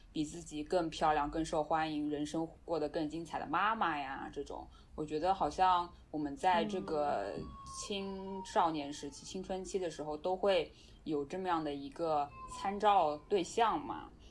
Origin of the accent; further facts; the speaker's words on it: China; 我们中国人讲要面子嘛